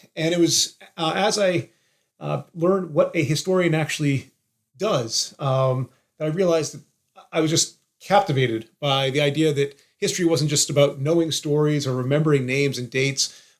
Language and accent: English; Massachusetts, United States; I think an interest in history really was sparked growing up in Massachusetts and being surrounded by all these incredible historic sites